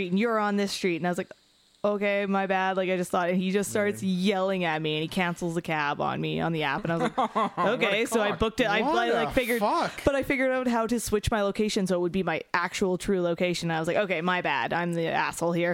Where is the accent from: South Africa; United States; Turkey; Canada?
Canada; Dawson Creek, British Columbia; Dawson Creek.